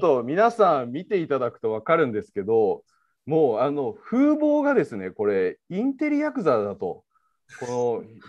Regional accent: Osaka, Japan; moved away as an adult; also born or lived in Nirasaki, Yamanashi / Kyushu; now in Tokyo, Japan; 基本的には大阪で育ちまして

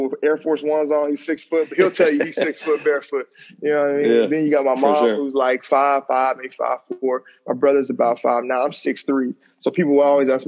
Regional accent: Madison, Alabama, United States; also born or lived in Huntsville, Alabama; So growing up in Alabama, you know, small town, Madison. Usually I just tell people I'm from Huntsville

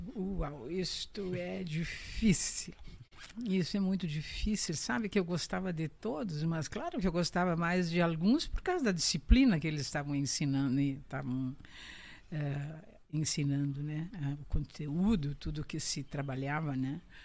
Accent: Panambi, Rio Grande do Sul, Brazil; Então voltei para casa, meus pais moravam aqui, voltei para casa

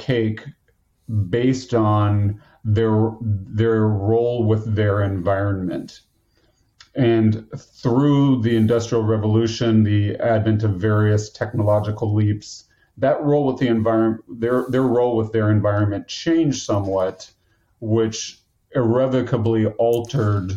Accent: United States; I'm an American

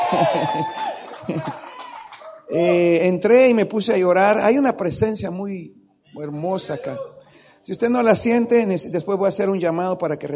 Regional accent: Tandil, Buenos Aires Province, Argentina; vengo, vengo allá de Tandil, luego me fui a la ciudad y luego me vine para acá

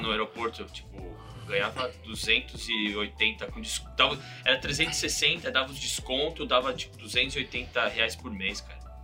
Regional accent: São Paulo, Brazil; moved away as an adult; now in United States; eu sou de São Paulo, é, do bairro da Saúde, onde cresci, fui criado

